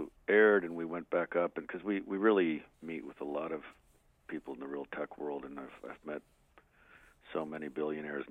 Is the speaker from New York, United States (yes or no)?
no; Albuquerque, New Mexico, United States; growing up in Albuquerque